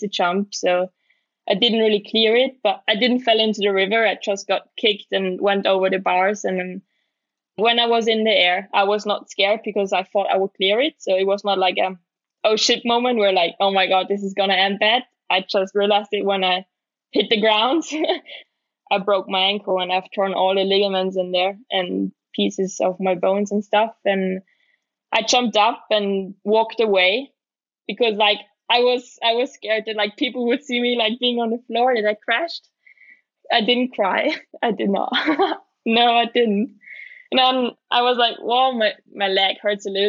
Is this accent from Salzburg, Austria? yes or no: yes; Leogang, Salzburg, Austria; It's my hometown.